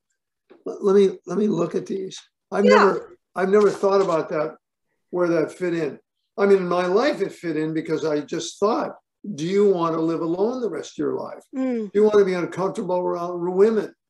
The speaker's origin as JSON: {"language": "English", "town": "Portland", "region": "Oregon", "country": "United States", "tie": "born or raised there", "moved": "yes", "said": "I grew up in Portland, Oregon."}